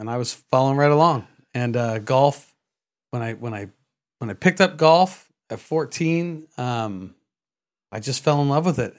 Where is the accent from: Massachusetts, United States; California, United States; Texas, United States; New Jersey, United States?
California, United States; San Jose; now in Vista, United States; I was born in San Jose, uh, California